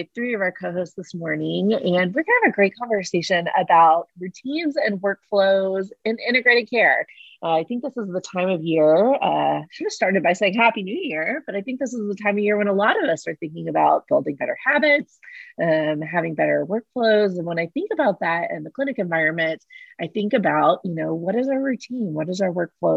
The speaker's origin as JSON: {"language": "English", "region": "Texas", "country": "United States", "moved": "yes", "lives_now": "Oklahoma City, United States", "said": "Being a Texan myself"}